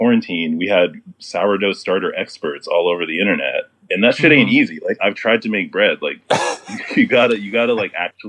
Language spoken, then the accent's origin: English; Houston, Texas, United States; moved away as an adult; I'm from Houston, so born and raised up to 18 in Houston.